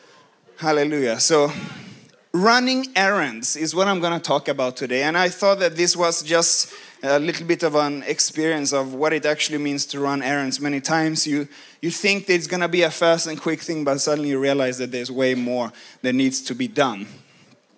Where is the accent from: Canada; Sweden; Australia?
Sweden; moved away as an adult; now in United States; I come from Sweden